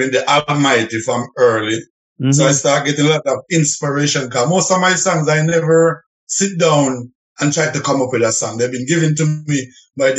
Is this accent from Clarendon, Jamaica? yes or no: yes; Frankfield, Clarendon, Jamaica; moved away as an adult; also born or lived in May Pen, Jamaica / Kingston, Jamaica; now in Montreal, Canada; I was born in North Clarendon